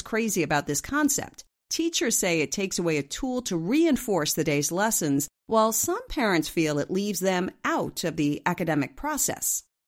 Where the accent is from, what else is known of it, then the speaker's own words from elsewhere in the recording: Ridgefield, Connecticut, United States; Ridgefield, Connecticut, which just happens to be my hometown